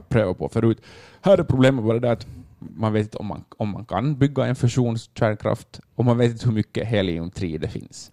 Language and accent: Swedish; Finland; vi som finländare